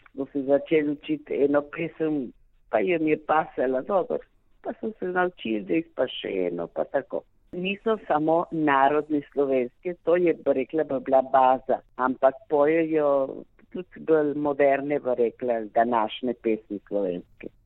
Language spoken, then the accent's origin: Slovenian; Argentina; Jaz se čutim slovenka, rojena v Argentini